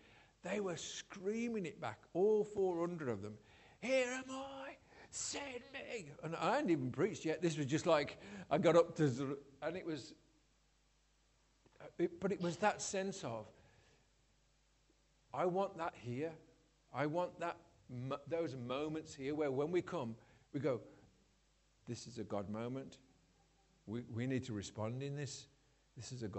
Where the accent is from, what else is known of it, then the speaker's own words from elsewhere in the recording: Scotland, United Kingdom; I'm Scottish